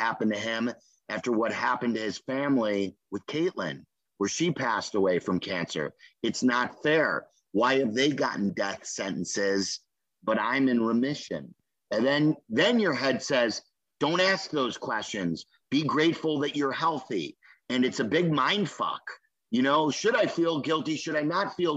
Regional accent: Skokie, Illinois, United States; I was a punk growing up in Skokie

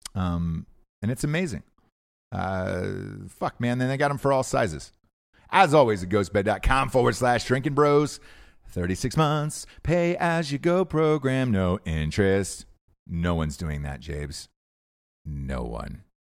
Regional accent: Atlanta, Georgia, United States; I'm from Atlanta

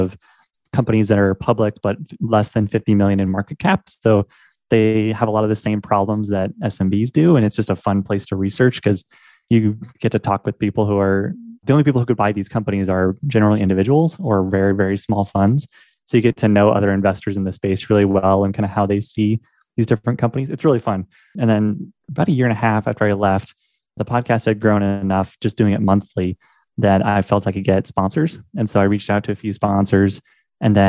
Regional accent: Portland, Oregon, United States; moved away as an adult; now in Omaha, United States; I'm from Portland, Oregon, currently living in Omaha, Nebraska

